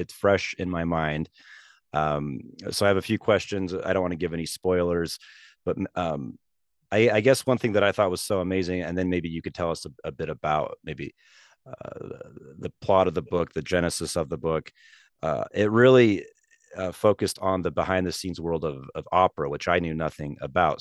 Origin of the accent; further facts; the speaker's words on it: Salt Lake City, Utah, United States; my hometown of Salt Lake City